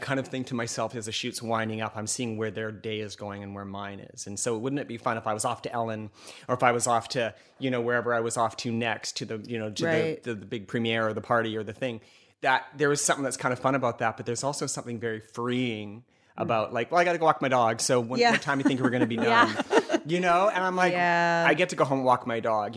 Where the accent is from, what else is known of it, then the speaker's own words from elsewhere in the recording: Vancouver, British Columbia, Canada; also born or lived in New York; now in Los Angeles, United States; I am from Vancouver originally